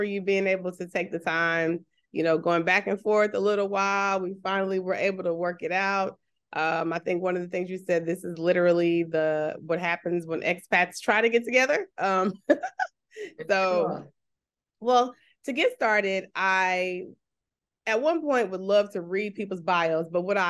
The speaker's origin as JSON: {"language": "English", "region": "Texas", "country": "United States", "moved": "yes", "said": "I'm from Texas. And so the way I pronounce things is so different sometimes than what it's actually supposed to sound like."}